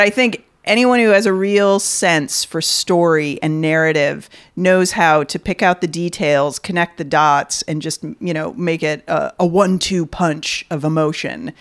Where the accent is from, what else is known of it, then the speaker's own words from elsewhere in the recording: Beaverton, Oregon, United States; now in Ireland; that's where I'm from, is Portland